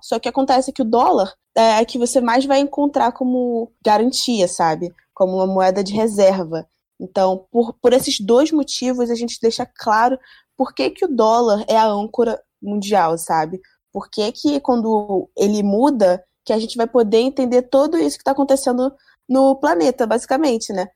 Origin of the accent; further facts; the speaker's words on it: Brazil; a gente, como brasileiro